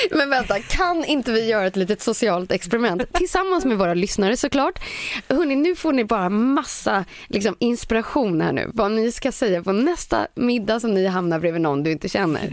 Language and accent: Swedish; Lidingö, Stockholm County, Sweden; på Lidingö då, då, där jag kommer ifrån